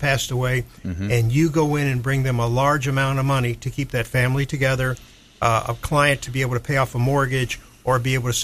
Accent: Tampa, Florida, United States; born and raised in Tampa, Florida

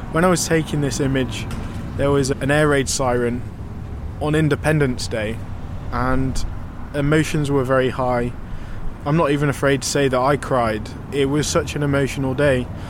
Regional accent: United Kingdom; I'm a British documentary photographer

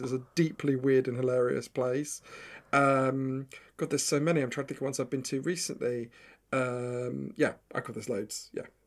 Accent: Edgware, London, United Kingdom; moved away; also born or lived in New York; I'm from Edgware in, in, I grew up in Edgware at the end of the Northern Line

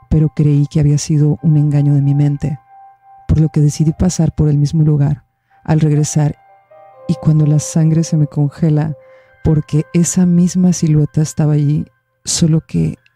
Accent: Guatemala; soy de Guatemala.

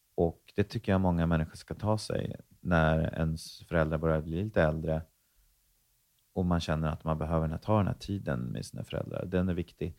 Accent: Stockholm, Stockholm County, Sweden; also born or lived in Värmland; jag växte dels upp i Stockholm, men också i Värmland, så jag ser mig lite som en eh, halv stockholmare, halv värmlänning

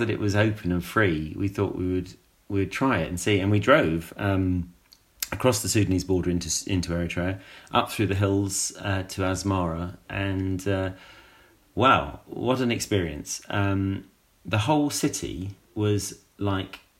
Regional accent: United Kingdom; as a British person

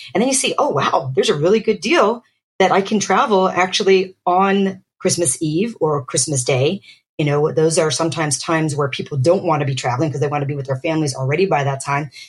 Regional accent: Pennsylvania, United States; also born or lived in Boston, Massachusetts; I grew up in Pennsylvania. I was born in Boston, and uh, my parents were from the Philippines originally

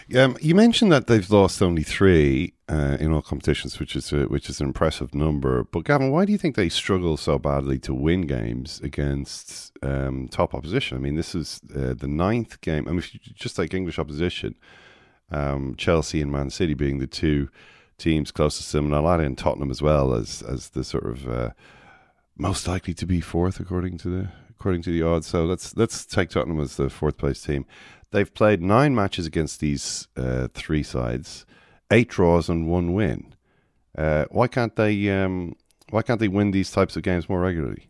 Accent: Ireland; we're all Irish

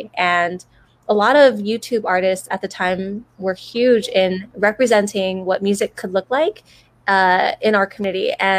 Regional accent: Hawaii, United States; moved away as an adult; also born or lived in Guam; now in San Francisco, United States; I'm an island-born city girl, grew up on Guam and was raised in Hawaii, then found myself in San Francisco for college and have been here for about 12 years now.

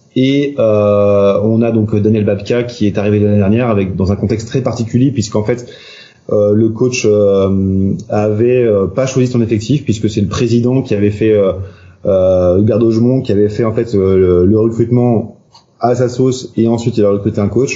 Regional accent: Nantes, Pays de la Loire, France; je suis nantais, donc je parle beaucoup de Nantes

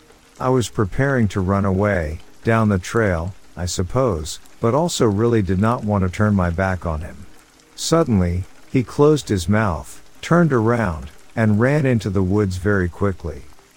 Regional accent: Florida, United States; now in South Carolina, United States; I'm from Florida. Right, so I've got a story. I've lived in Florida most of my life until October 2020, when I moved to upstate South Carolina.

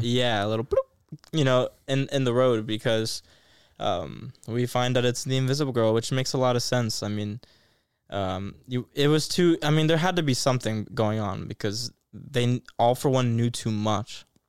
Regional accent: United States; I'm American

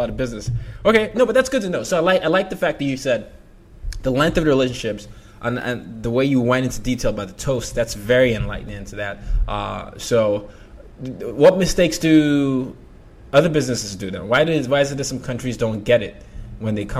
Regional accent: Nigeria; being Nigerian

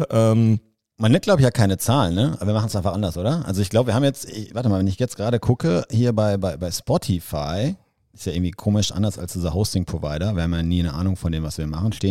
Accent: Münster, North Rhine-Westphalia, Germany; also born or lived in Dortmund; Ich bin in Münster aufgewachsen, habe in Dortmund studiert, aber ja, stimmt.

